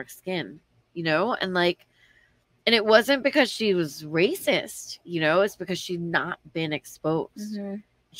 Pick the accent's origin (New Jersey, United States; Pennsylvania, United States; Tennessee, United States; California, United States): New Jersey, United States; Newark; I was born in Newark, New Jersey, where I was born.